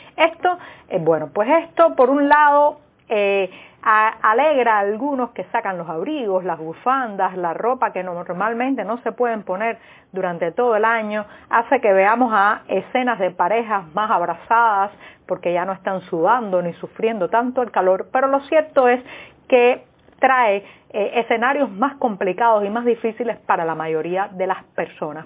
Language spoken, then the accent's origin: Spanish; Cuba; como cubanos